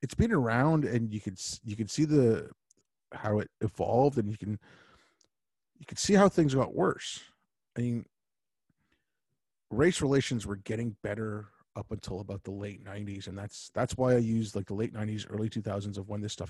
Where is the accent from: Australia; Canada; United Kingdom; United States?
Canada; also born or lived in Montreal; I grew up in this country, like, you know, like, I'm as Canadian